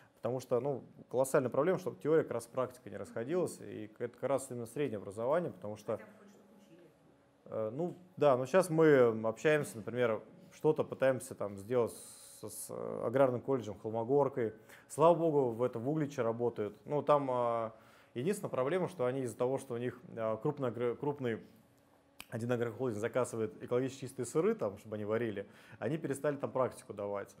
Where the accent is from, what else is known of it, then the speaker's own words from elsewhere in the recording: Putilkovo, Moscow Oblast, Russia; родился в Подмосковье, в поселке Путилково, там была деревня, потом поселок, а, Ходил, ходил в сельскую школу